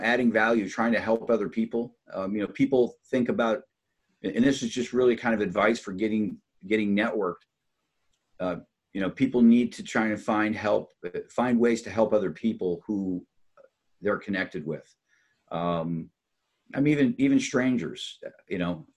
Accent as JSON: {"language": "English", "region": "Upper Peninsula of Michigan", "country": "United States", "tie": "born or raised there", "said": "I grew up in the Upper Peninsula of Michigan"}